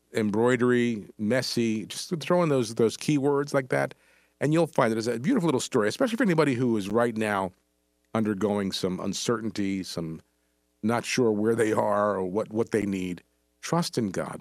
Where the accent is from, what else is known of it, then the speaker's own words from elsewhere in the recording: New Brunswick, New Jersey, United States; I grew up in New Brunswick, up here in central Jersey.